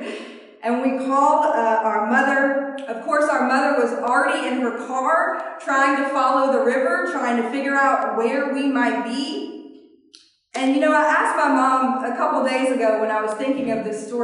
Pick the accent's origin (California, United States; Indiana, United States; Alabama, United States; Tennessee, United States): Alabama, United States; I'm from Alabama